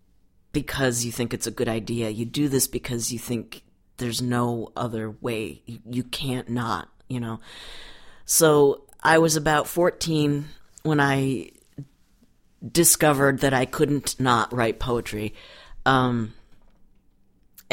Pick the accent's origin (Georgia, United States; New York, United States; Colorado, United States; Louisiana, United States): New York, United States; Buffalo; I grew up in Buffalo, New York